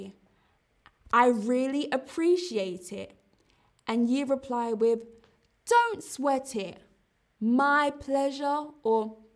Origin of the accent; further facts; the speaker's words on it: London, United Kingdom; London is my hometown